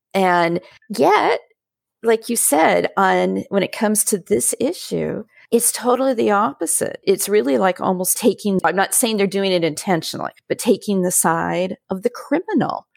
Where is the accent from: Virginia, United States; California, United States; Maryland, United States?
California, United States; Southern; I grew up in Southern California